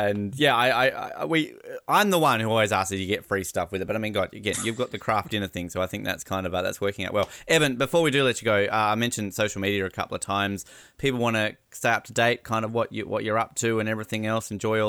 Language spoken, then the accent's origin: English; Australia; as an Australian